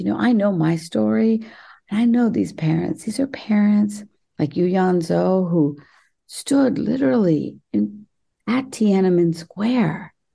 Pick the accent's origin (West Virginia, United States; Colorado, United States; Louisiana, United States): West Virginia, United States; I grew up in West by God, Virginia